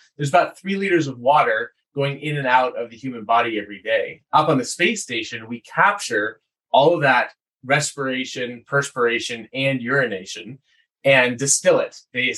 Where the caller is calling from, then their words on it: Boulder, Colorado, United States; I'm talking from Boulder, Colorado, where I actually went to school here.